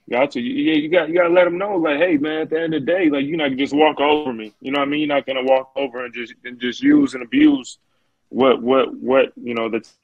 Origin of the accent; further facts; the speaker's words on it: Grand Rapids, Michigan, United States; moved away as an adult; I'm from Grand Rapids, hey. Michigan originally.